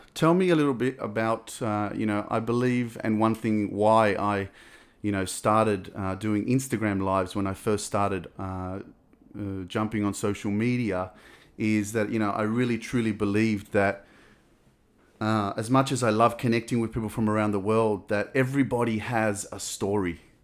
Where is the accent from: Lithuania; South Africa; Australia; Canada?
Australia; I was lucky enough to be born in Australia